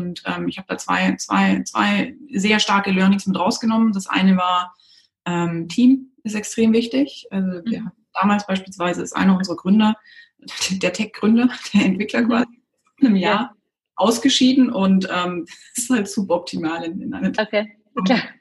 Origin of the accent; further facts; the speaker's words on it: Baden-Württemberg, Germany; Ich bin aufgewachsen in der Nähe von Stuttgart, bin dann zum Studieren direkt nach der Schule weg